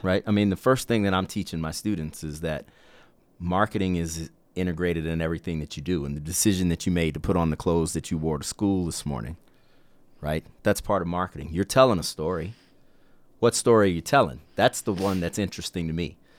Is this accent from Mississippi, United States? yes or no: yes; Mississippi Gulf Coast, United States; growing up in South Mississippi, uh, on the Mississippi Gulf Coast